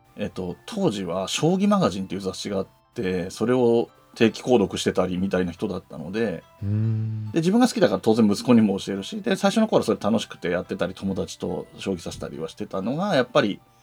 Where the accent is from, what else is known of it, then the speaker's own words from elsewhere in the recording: Yamanashi, Japan; now in Tokyo, Japan; 僕の故郷でもある山梨県